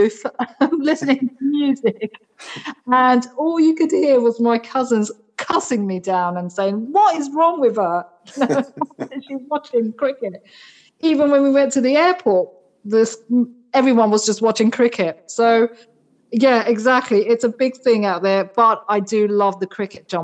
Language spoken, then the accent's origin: English; United Kingdom; having two cultures, one's British, one Indian culture, being British Indian